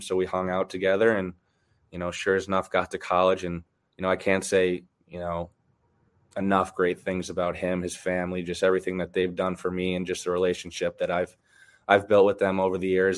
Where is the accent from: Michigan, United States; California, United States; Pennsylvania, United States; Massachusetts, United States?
Michigan, United States; I bounced around a little bit, but um, I did grow up in Michigan. Uh, I got back to Michigan. My dad retired when I was 12, and then all the way up, I grew up in Michigan. So that's that's home for me.